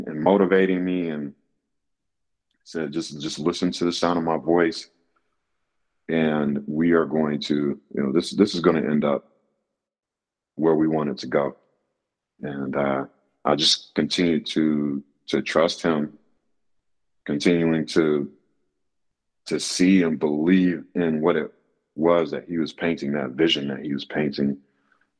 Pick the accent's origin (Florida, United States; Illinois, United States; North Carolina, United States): North Carolina, United States; Raleigh; I'm from Raleigh, North Carolina.